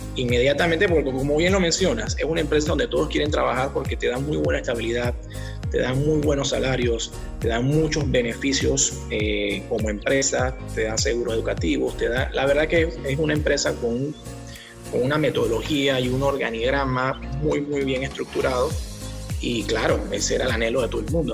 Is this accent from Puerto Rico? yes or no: no; Panama; Aquí en Panamá nos educan